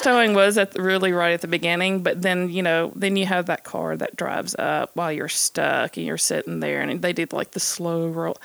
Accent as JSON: {"language": "English", "town": "Columbus", "region": "Mississippi", "country": "United States", "tie": "born or raised there", "also_born_or_lived": "Starkville, Mississippi", "moved": "yes", "said": "my hometown of Columbus, Mississippi"}